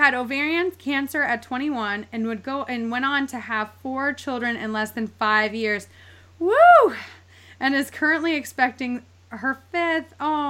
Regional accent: East Coast, United States; I'm from the East Coast. So I'm like East Coast girl. I've never been anywhere else in my entire life.

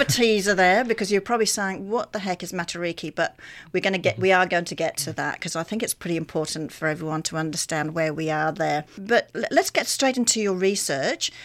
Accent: Australia; moved away; coming from Australia, 'cause we had similar issues in Australia

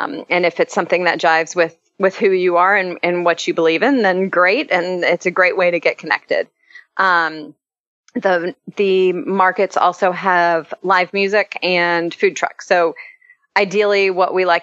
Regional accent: Orlando, Florida, United States; now in Nashville, United States; I grew up in Orlando, and I have two boys

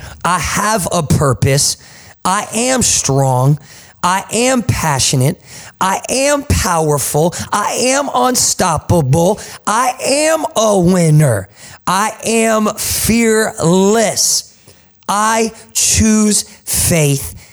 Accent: Jersey Shore, New Jersey, United States; accent: Jersey; now in Tulsa, United States; my Jersey accent

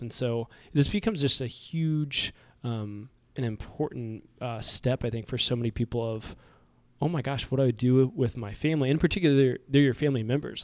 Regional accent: Kansas City, Kansas, United States; we're both from Kansas City

